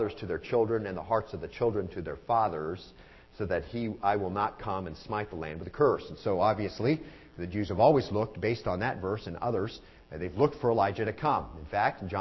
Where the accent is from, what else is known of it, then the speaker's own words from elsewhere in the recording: Arizona, United States; now in Lynchburg, United States; I'm from Arizona